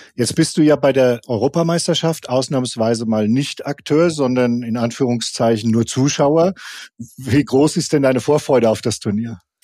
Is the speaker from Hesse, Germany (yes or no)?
yes; Offenbach, Hesse, Germany; ich komme aus Offenbach